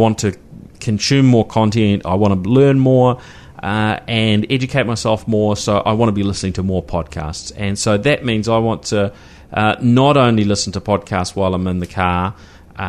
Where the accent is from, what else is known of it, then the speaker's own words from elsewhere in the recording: Christchurch, Canterbury, New Zealand; growing up in Christchurch, you know, cycling, that was just the norm because it was a flat city